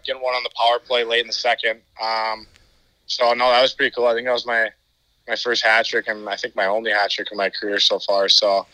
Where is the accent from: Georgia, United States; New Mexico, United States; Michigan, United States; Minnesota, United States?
Minnesota, United States; moved away; I'm from Minnesota